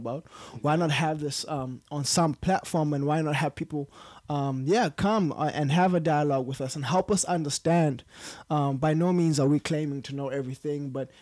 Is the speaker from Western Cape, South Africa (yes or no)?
no; East London, Eastern Cape, South Africa; moved away as an adult; now in Cape Town, South Africa; I'm a Xhosa guy. So from East London